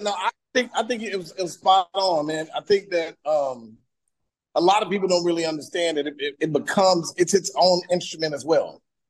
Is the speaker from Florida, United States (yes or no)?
no; Fort Worth, Texas, United States; also born or lived in Prairie View, Texas / New York / Los Angeles; now in Houston, United States; I'm originally from Fort Worth, Texas. From the Metroplex, born and raised. You know what I'm saying? Class of 89, Fort Worth Dunbar High School, and then by way of PV, and lived in a little bit in New York